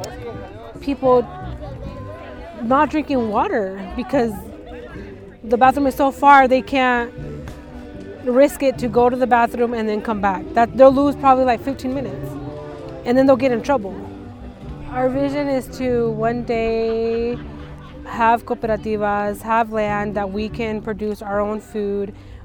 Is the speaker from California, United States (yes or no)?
no; Skagit, Washington, United States; I was born and raised here in Skagit. So my whole life I've lived here